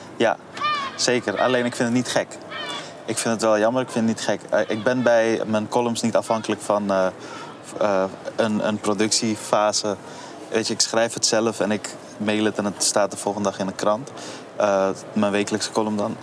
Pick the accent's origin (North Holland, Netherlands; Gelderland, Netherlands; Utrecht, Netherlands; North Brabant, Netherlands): North Holland, Netherlands; Amsterdam; waar ik ben opgegroeid bij het Buikschotermeerplein